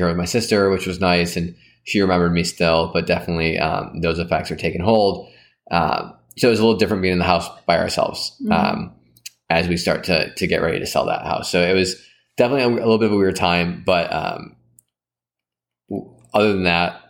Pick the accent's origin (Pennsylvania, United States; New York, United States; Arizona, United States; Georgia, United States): New York, United States; moved away as an adult; now in San Francisco, United States; we finally made it back to my hometown after 2 years